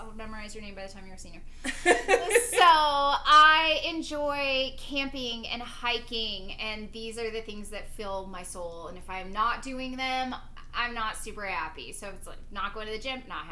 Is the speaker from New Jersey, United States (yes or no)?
no; New Mexico, United States; accent: New Mexico; I wasn't born in New Mexico, but this is where I was raised.